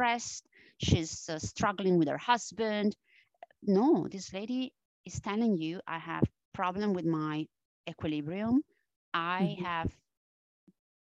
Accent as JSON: {"language": "English", "country": "Italy", "accent": "Italian", "second_language": "English", "moved": "yes", "said": "my strong Italian accent. I mean, I am originally from Italy. And I still carry this Italian accent."}